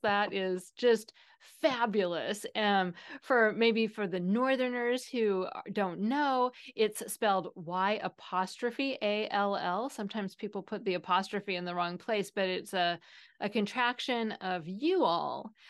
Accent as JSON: {"language": "English", "town": "Seattle", "region": "Washington", "country": "United States", "said": "I am from Seattle, where \"you guys\" is the typical, um, plural"}